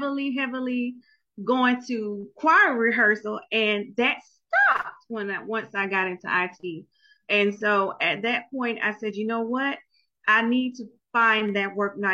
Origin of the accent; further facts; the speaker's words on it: Jacksonville, Florida, United States; I'm from Jacksonville, Florida